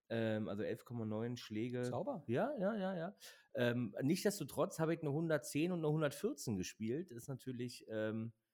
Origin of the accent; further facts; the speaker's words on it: Berlin, Germany; Äh, genau, ich bin ja Berliner, äh, kann ich glaube ich auch ja nicht hier so verstecken